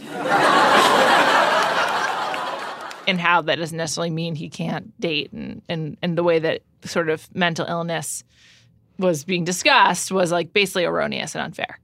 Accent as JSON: {"language": "English", "region": "New York", "country": "United States", "tie": "born or raised there", "said": "I grew up in New York"}